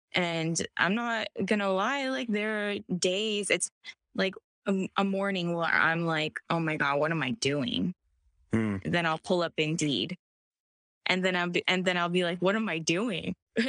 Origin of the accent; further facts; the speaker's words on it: Virginia, United States; now in Los Angeles, United States; I'm from Virginia. So I'm from Virginia. And I was like, Mom, I want to go to college in California. So I moved to San Diego first.